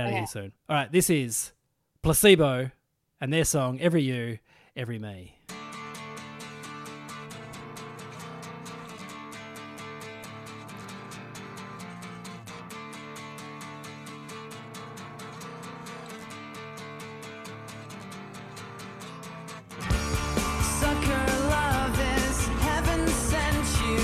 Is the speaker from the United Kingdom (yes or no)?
no; Burnie, Tasmania, Australia; in Tassie, I'm from Burnie, which was like the city that people made fun of in Tassie.